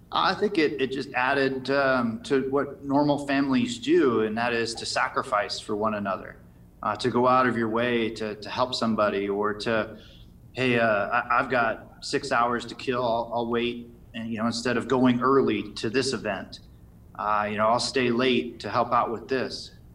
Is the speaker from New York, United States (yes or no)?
no; Las Vegas, Nevada, United States; Las Vegas my hometown